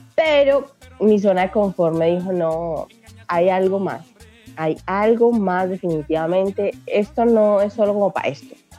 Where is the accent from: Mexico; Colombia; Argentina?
Colombia; moved away as an adult; also born or lived in Brazil; Vengo desde Colombia. Salí en una pequeñita moto. Estaba viviendo allá pues, los primeros 26 años de mi vida y en este momento les hablo desde Brasil